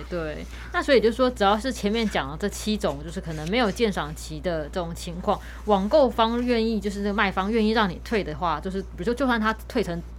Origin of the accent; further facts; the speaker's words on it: Taiwan; 我们台湾这边的买方